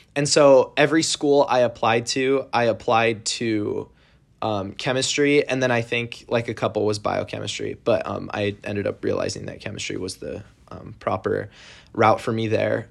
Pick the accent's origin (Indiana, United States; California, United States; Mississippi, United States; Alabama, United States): California, United States; San Jose; I'm from San Jose, California, in the Bay Area